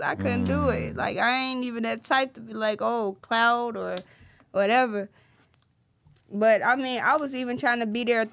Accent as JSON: {"language": "English", "town": "Chicago", "region": "Illinois", "country": "United States", "said": "I'm from Englewood"}